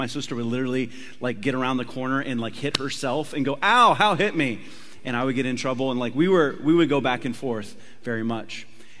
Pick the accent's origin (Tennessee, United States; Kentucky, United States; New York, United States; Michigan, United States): Tennessee, United States; born there; It's okay, I can say that I was born in Tennessee.